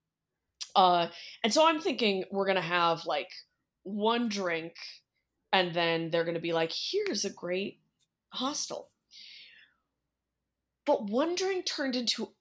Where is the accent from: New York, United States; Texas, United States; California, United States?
California, United States; I'm from California